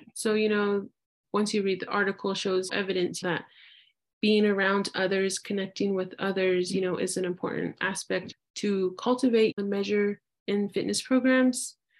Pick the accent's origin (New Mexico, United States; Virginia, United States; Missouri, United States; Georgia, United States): New Mexico, United States; Albuquerque; born and raised in Albuquerque, New Mexico